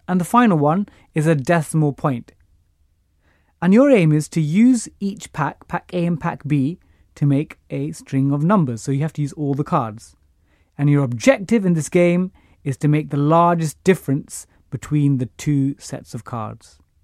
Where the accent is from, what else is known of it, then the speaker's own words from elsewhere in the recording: London, United Kingdom; I grew up in East Ham, got a scholarship to Eton